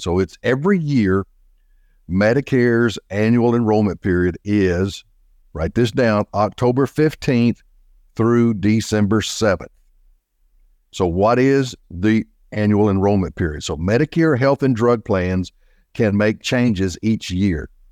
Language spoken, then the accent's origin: English; Little Rock, Arkansas, United States; also born or lived in Fayetteville, Arkansas / Benton, Arkansas; was born and raised in Little Rock, Arkansas